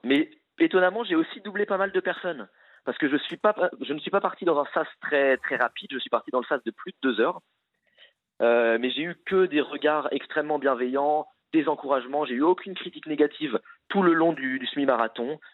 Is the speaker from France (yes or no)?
yes; Les Sables-d'Olonne, Pays de la Loire, France; je suis né au Sable d'Olonne